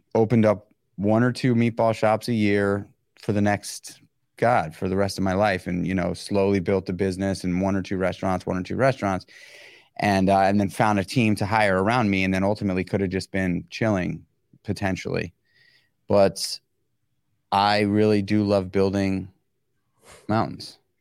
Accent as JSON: {"language": "English", "town": "New York City", "region": "New York", "country": "United States", "tie": "born or raised there", "said": "being born and raised in New York City"}